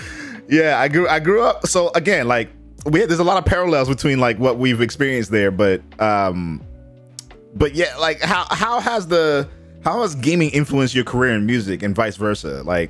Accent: Boston, Massachusetts, United States; I've been growing up in Boston

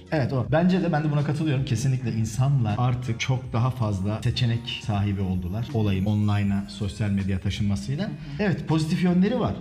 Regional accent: Ankara, Turkey; ben Ankaralıyım. Ben Ankara'da doğdum büyüdüm.

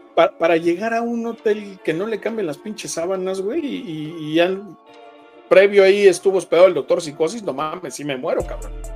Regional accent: Mexico; como mexicanos dejamos todo al, último

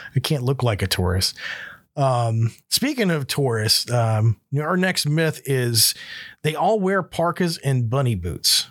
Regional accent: Panama City, Florida, United States; moved away as an adult; also born or lived in Alabama; now in Alaska, United States; where I grew up in Florida, in Panama City

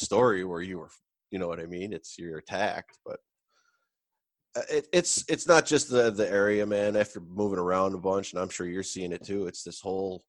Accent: New York, United States; when I'm from New York, they automatically assume down city

